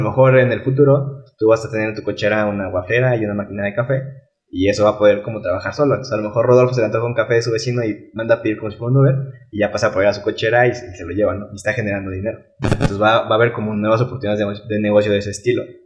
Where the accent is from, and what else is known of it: Mexico